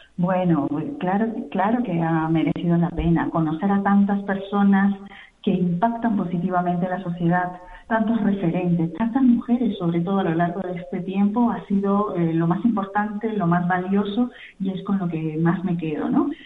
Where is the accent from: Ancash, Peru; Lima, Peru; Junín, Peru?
Junín, Peru; Mantaro Valley; now in Spain; con nuestro país de origen, de las tres fundadoras que somos del Valle del Mantaro, de la provincia de Fausta del departamento de Junín, en Perú